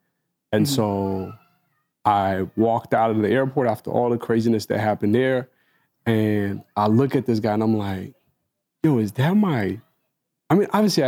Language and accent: English; Egypt; moved away; I entered Egypt, which was kind of threw me off, because it's like, oh, this is my home country